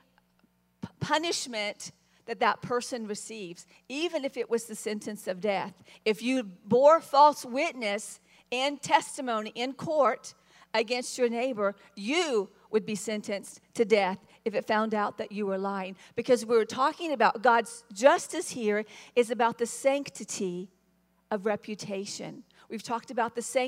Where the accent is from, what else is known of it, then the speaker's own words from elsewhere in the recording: the South, United States; I was raised in the South, which meant you're raised to be very gracious